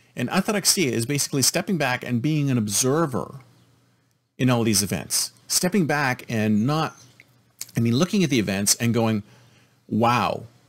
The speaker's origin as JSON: {"language": "English", "country": "United States"}